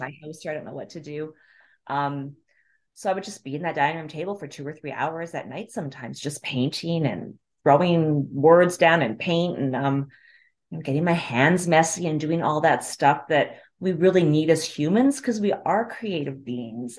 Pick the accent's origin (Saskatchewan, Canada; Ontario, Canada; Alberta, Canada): Alberta, Canada; Calgary; moved away as an adult; now in New York, United States; I'm originally from Calgary, Canada.